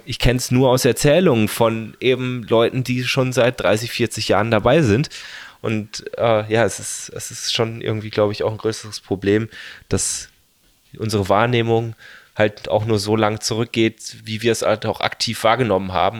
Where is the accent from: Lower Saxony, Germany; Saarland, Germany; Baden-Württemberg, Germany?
Baden-Württemberg, Germany; home district near Freiburg; also born or lived in Lake Constance / Tübingen; hier in meinem Heimat, ähm, Landkreis und Freiburg